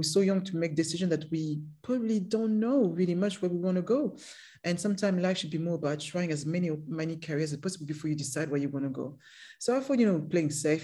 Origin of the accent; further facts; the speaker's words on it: Paris, Île-de-France, France; English is a second language; moved away; there's a ghetto in Paris, and that's where I grew up